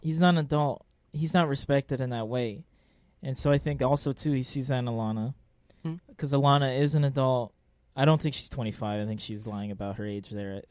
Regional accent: Los Angeles, California, United States; I grew up in Arleta.

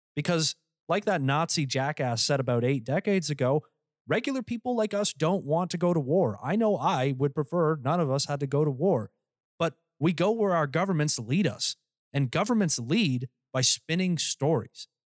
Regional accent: Canada; I'm Canadian

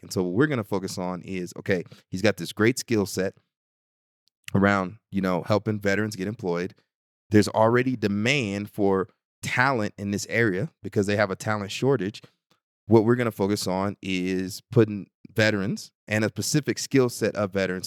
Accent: Bryan, Texas, United States; my hometown of Bryan College Station, Texas

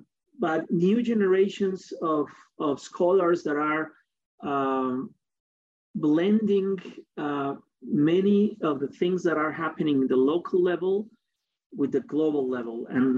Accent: Mexico; also born or lived in United States; I'm Mexican, I'm not German or whatever. I was born in Latin America, and I have been living here most of my life.

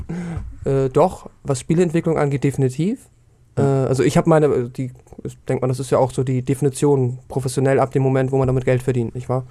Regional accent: Hamburg, Germany; ich komme wie du aus Hamburg

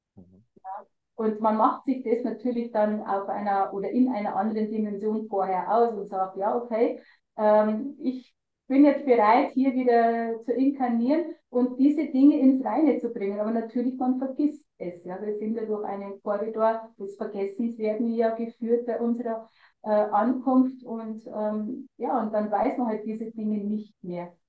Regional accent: Lower Bavaria, Germany; ich war schon wirklich gut in der Kunstszene bei uns in Niederbayern dabei

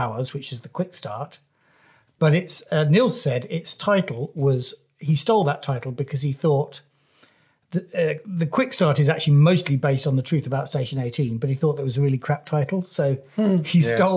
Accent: Wales, United Kingdom; I'm a Welshman

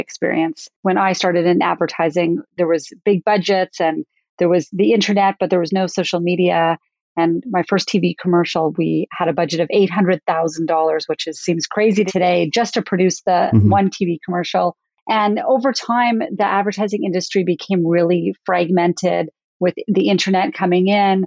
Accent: Calgary, Alberta, Canada; I loved growing up in Calgary

